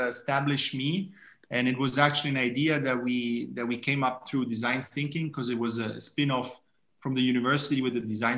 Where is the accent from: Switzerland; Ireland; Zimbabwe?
Switzerland; Gstaad, Bern; moved away as an adult; also born or lived in Italy / Zurich, Switzerland; now in Berlin, Germany; I was born and raised mostly in Switzerland, but also in Italy